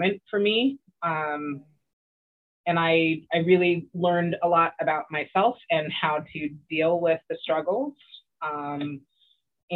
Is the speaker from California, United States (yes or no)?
yes; Oxnard, California, United States; now in Los Angeles, United States; So born and raised Southern California. I grew up in Oxnard, which is about an hour and a half-ish north of Los Angeles, where I am now